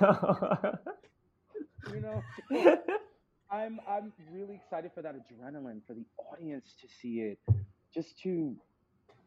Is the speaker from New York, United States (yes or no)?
yes; New York, United States; I grew up in New York